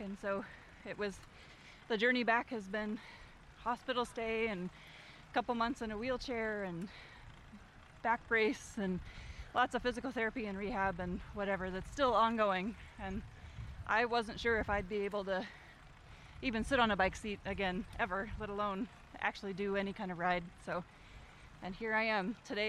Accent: Indianola, Iowa, United States; I'm from Indianola.

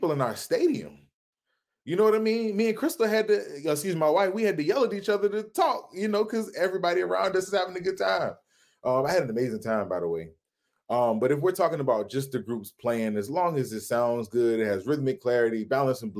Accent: Virginia, United States; I'm from the East Coast, I'm from Virginia.

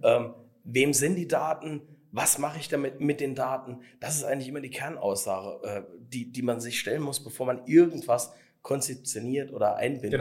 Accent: Saarland, Germany; es ist alles bei uns im Saarland so noch so ein bisschen hemdsärmelig

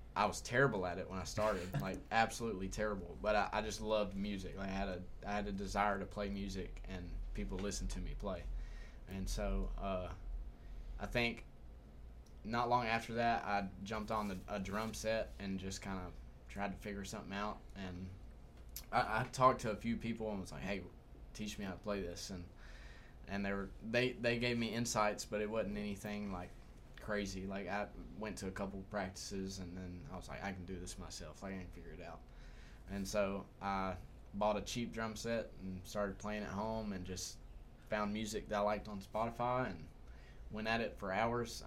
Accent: Humboldt, Tennessee, United States; I'm from uh, Humboldt, Tennessee.

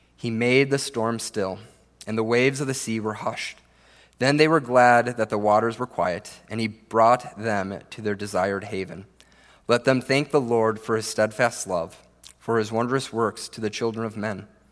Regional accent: Minnesota, United States; I grew up here in Minnesota, the land of ten thousand lakes

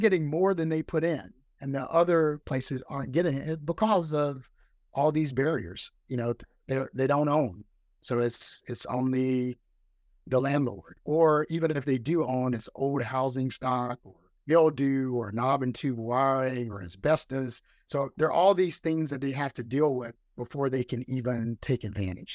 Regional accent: Anniston, Alabama, United States; born or raised there; moved away as an adult; also born or lived in Massachusetts

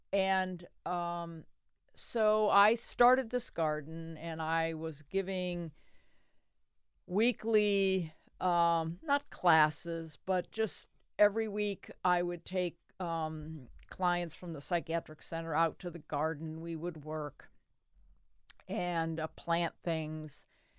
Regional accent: Connecticut, United States; born or raised there; now in Delaware, United States

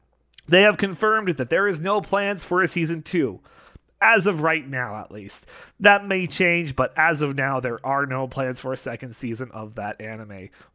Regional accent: Canada; Especially being Canadian

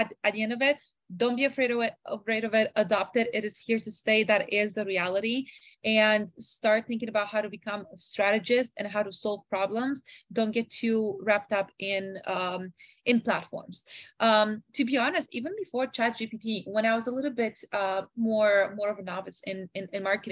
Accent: Canada; growing up in Canada, I was able to learn a little bit of language

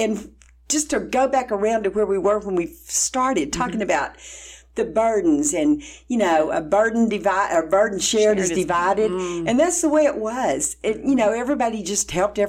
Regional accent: Texas, United States

